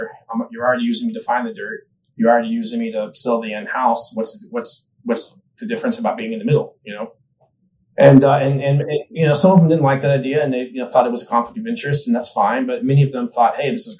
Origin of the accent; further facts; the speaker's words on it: Austin, Texas, United States; also born or lived in New York; now in Nashville, United States; I grew up in Austin, Texas area